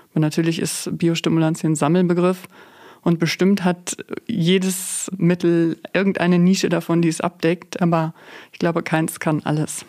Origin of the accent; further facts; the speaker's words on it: Münsterland, North Rhine-Westphalia, Germany; ich komme hier aus dem Münsterland.